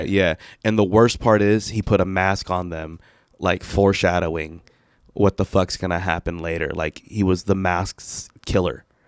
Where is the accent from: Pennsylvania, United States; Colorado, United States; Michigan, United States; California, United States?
California, United States; Vallejo; I'm from Vallejo